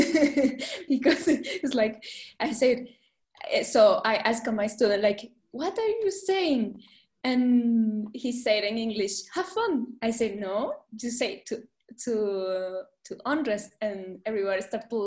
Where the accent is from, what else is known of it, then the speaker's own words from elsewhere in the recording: Guatemala; English is a second language; came from a small country, a beautiful and small country. Because here in Guatemala